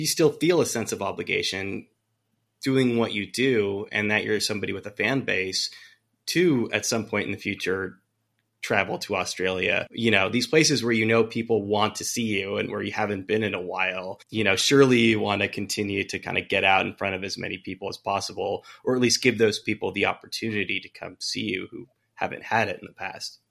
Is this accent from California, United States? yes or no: yes; Bay Area, California, United States; moved away; I grew up in the Bay Area